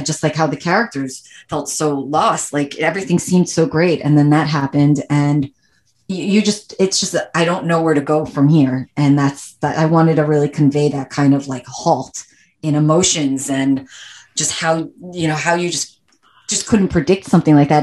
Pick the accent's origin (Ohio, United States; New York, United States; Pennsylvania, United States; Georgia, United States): New York, United States; New York City; moved away as an adult; also born or lived in Long Island / California; I'm born and raised New Yorker. I grew up in Manhattan and then moved out to Long Island